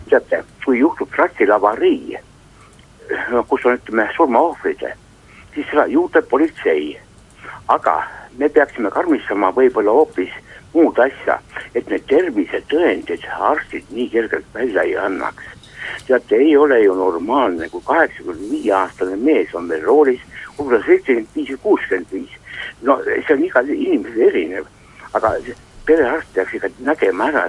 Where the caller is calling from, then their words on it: Järva-Jaani, Järva County, Estonia